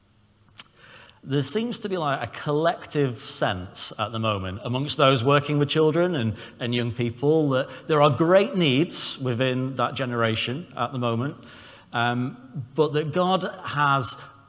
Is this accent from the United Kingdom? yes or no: yes; Southport, North West England, United Kingdom; I'm from Southport with Northern Irish and Lancashire heritage